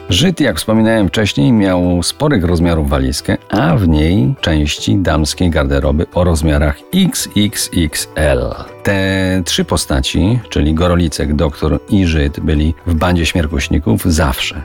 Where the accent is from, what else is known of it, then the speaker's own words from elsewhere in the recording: Kozy, Silesian Voivodeship, Poland; w mojej rodzinnej wsi Kozy u stóp Beskidu Małego